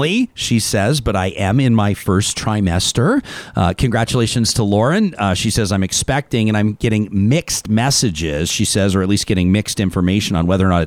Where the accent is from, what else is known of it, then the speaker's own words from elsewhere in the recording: Calgary, Alberta, Canada; now in Edmonton, Canada; I grew up in Calgary